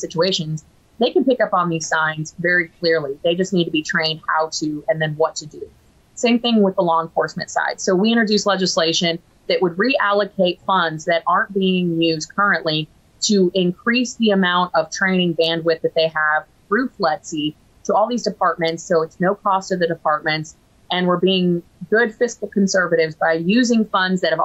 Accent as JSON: {"language": "English", "region": "Florida", "country": "United States", "said": "my home state of Florida"}